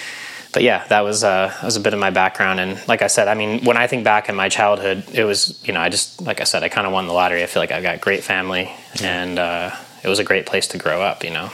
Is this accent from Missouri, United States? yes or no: no; Grand Junction, Colorado, United States; moved away as an adult; also born or lived in Missoula, Montana / Durango, Colorado / Boulder, Colorado; now in Tucson, United States; grew up in Grand Junction, Colorado, Western Slope